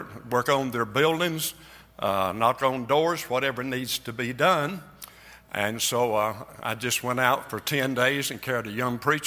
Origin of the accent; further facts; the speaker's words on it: North Carolina, United States; now in Georgia, United States; we're originally from North Carolina